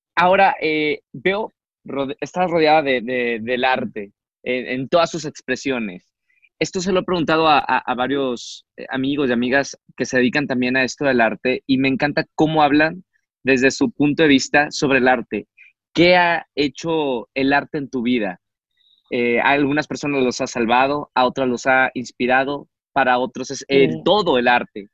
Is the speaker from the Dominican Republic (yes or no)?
no; Monterrey, Nuevo León, Mexico; es muy parecido al jardín de la casa de mis papás en Monterrey, siempre viví con un jardín gigante.